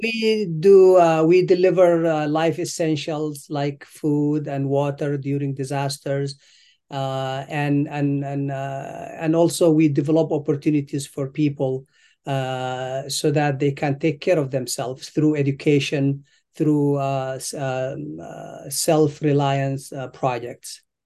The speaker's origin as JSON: {"language": "English", "country": "Sudan", "tie": "born or raised there", "also_born_or_lived": "Eritrea", "moved": "as an adult", "lives_now": "United States", "said": "I was born in Eritrea. uh, East Africa. And then I left when I was a child. Um, I, I moved to Sudan"}